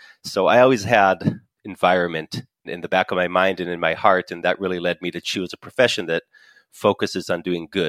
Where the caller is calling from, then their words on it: Northern District, Israel; So I am speaking from Israel in my home office. I live in a small village on a mountain in the Western Galilee.